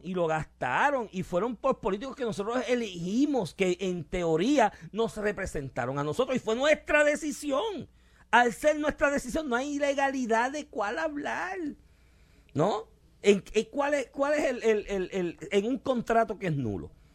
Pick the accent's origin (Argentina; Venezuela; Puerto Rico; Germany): Puerto Rico; del cual somos colonia, porque somos colonia de Estados Unidos